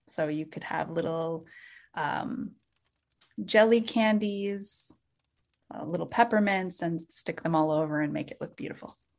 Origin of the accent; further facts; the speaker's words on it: Minnesota, United States; I am from Minnesota, and I'm in Minnesota right now